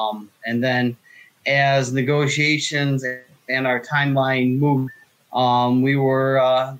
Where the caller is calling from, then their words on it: Ohio, United States; I am just east of Toledo, Ohio, where CNO Toledo Terminal, NYCPRR railroads all come. It's a nice little railroad area here.